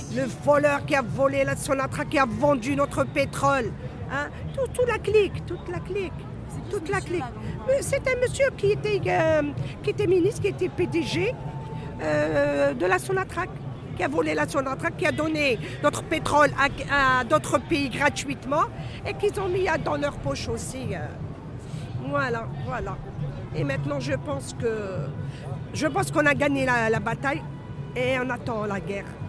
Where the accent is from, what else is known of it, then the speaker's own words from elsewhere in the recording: Algeria; on est fiers d'être algériens